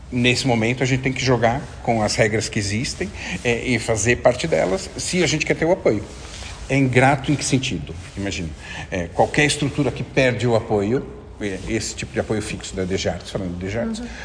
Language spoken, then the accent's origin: Portuguese; Portugal; quando chega e fala, ah, eu sou de Portugal e, e ouvi, ah, conheço o viriato